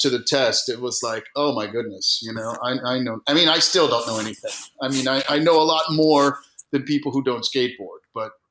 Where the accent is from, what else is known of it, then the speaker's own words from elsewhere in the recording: New York, United States; also born or lived in Germany; So I was born in Germany in 1968 on an army base, and then we lived in upstate New York.